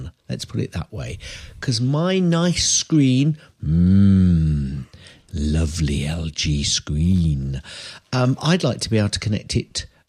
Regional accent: England, United Kingdom; accent: English

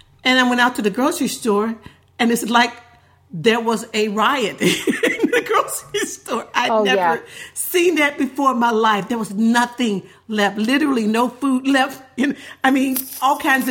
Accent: Memphis, Tennessee, United States; moved away; I grew up in Tennessee, and we rarely got snow. And I don't think Memphis got any snow. That's where I grew up

